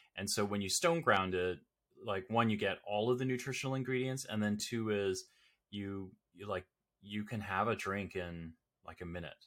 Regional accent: Toronto, Ontario, Canada; I'm Canadian, born and bred here in, uh, here in Toronto or the Toronto area.

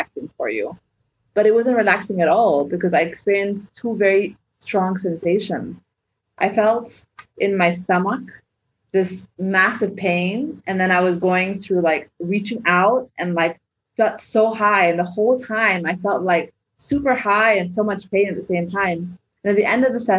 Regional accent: Egypt; moved away; where I grew up in the Arab world

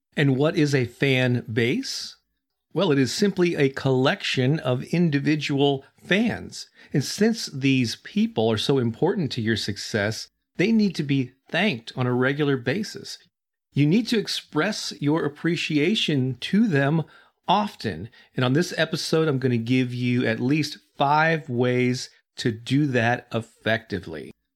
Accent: St. Louis, Missouri, United States; Saint Louis, which is where I'm from, still my hometown

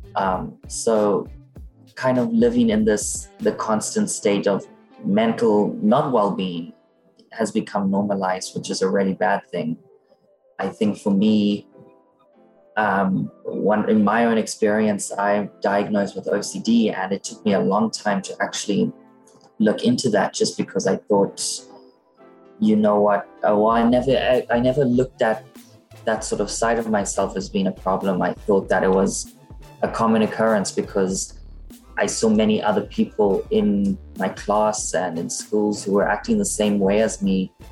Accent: Cape Town, Western Cape, South Africa; now in Dublin, Ireland; I'm from Cape Town, South Africa, but I'm currently based in Dublin, Ireland

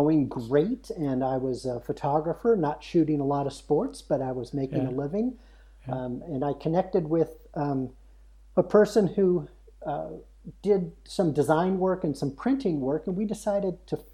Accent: Oakland, California, United States; moved away as an adult; also born or lived in Chico, California; now in Idaho, United States; I was born in Oakland, California, so in the Bay Area, and lived there most of my life

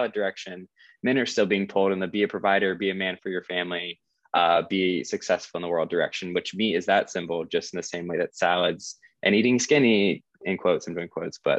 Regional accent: South Carolina, United States; I grew up in South Carolina, so also a pretty conservative area

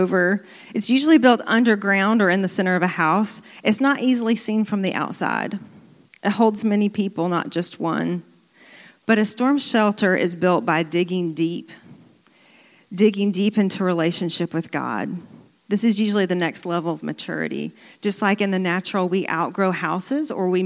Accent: Birmingham, Alabama, United States; growing up in Birmingham, Alabama, we had a lot of tornadoes come through the area

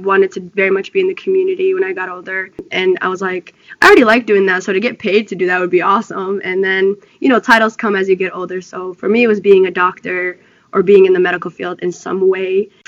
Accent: Ethiopia; born there; So I was born in Ethiopia.

